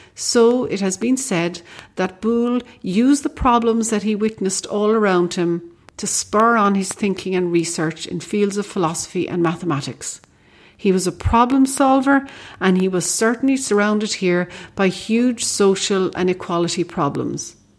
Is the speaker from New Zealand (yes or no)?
no; Ireland; as we Irish like to say